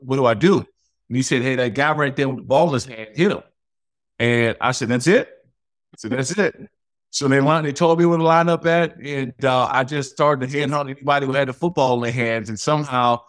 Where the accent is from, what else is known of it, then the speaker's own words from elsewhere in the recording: Prince George's County, Maryland, United States; moved away; I grew up in Prince George's County, Maryland, man. Played high school there